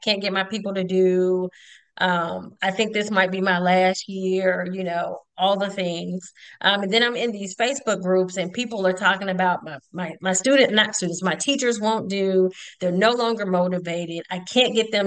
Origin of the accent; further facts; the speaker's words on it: Conyers, Georgia, United States; When I grew up in Conyers, Georgia, during the 80s